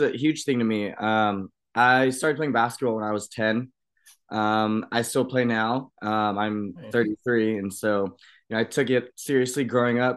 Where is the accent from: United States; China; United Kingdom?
United States; I grew up in Washington